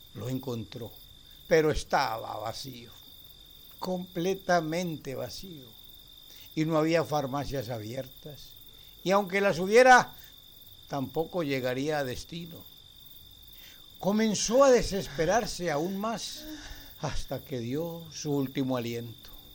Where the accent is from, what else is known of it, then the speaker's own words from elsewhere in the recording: Argentina; now in Brazil; Soy argentina, pero hace muchos años que vivo en Brasil